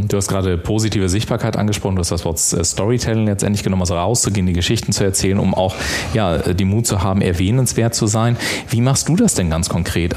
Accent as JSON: {"language": "German", "area": "the North", "region": "Northern Germany", "country": "Germany", "said": "bei uns im Norden"}